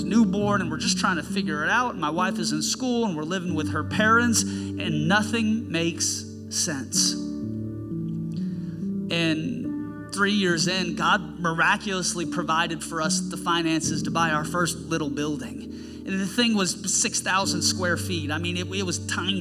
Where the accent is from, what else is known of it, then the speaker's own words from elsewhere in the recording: Seattle, Washington, United States; now in Snohomish, United States; I was born and raised in Seattle, but I'd moved up north